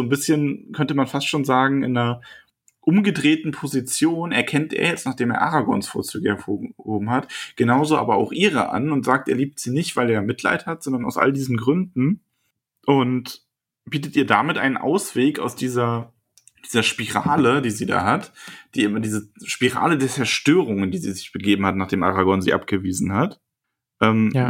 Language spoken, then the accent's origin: German; Bavaria, Germany; ich komme aus Bayern